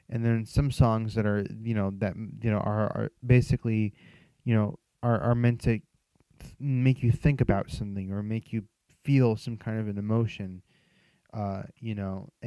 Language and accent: English; Philadelphia, Pennsylvania, United States; I'm from Philly. That's where I grew up.